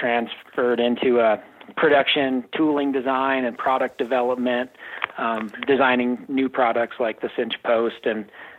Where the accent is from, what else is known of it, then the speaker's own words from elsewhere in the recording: Oregon, United States; now in Steamboat Springs, United States; And I grew up skiing on Mount Hood.